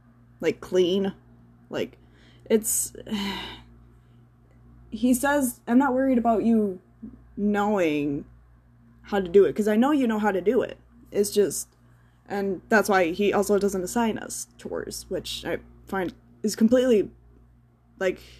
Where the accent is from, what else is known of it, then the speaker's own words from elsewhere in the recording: United States; I don't pride myself to be an American anymore